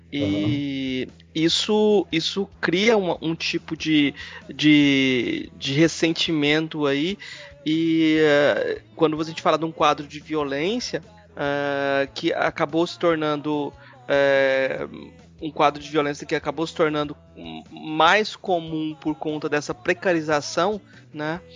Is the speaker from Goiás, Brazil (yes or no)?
yes; Goiás, Brazil; eu como goiano